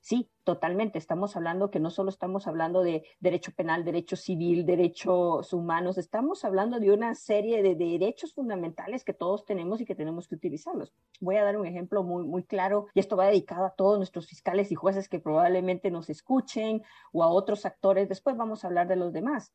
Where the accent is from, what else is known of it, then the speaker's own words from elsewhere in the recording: Guatemala; moved away as an adult; now in Brazil; Soy una chica guatemalteca que vive actualmente en Brasil